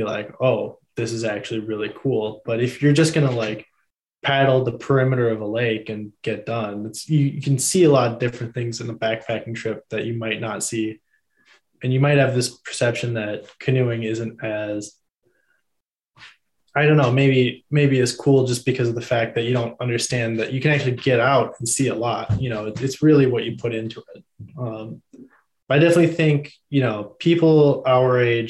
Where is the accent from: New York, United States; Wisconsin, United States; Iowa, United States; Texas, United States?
Wisconsin, United States; Bayfield; I'm from Bayfield, Wisconsin